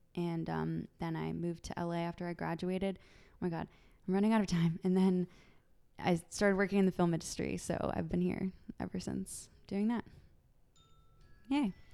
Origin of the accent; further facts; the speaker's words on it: San Francisco, California, United States; born and raised in San Francisco, in the city